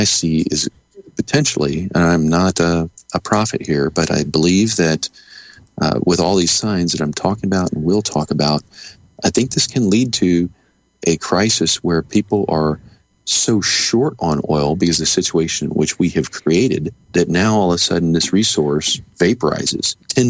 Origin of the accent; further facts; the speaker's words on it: Kansas, United States; my home state of Kansas